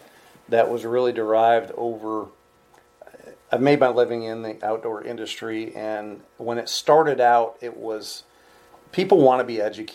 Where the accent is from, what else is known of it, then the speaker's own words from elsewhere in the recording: New York, United States; I'm from New York.